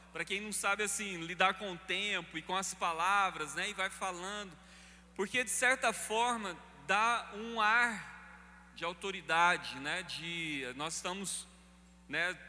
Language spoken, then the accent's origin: Portuguese; Paraná, Brazil; moved away; Eu sou paranaense